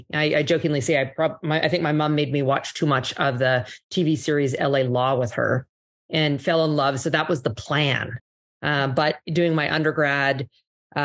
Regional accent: Calgary, Alberta, Canada; accent: Canadian; moved away as an adult; also born or lived in Ottawa / Toronto / New York; now in Miami, United States; So I grew up in Canada, born in the East Coast, in Ottawa, grew up in Calgary

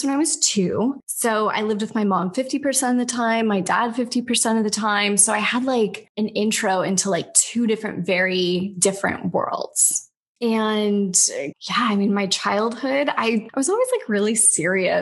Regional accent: Central Valley, California, United States; moved away as an adult; also born or lived in Santa Barbara / London; now in Miami, United States; I am from California originally, the Central Valley, not any place super cool like LA, like 4 hours north in the Central Valley where all the food's grown. It smells like cow poo and grass. And I basically was born and raised there

